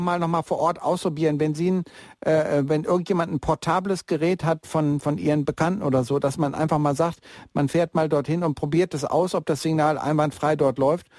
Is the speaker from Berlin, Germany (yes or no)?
no; Bielefeld, North Rhine-Westphalia, Germany; now in Munich, Germany; Also ich komme ja eigentlich aus Bielefeld und die Stadt am Teutoburger Wald. Und äh, aber bin schon seit 1977 in München